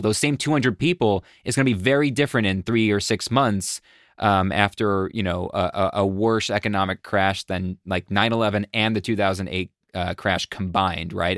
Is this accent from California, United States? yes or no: no; Buffalo, New York, United States; I grew up in Buffalo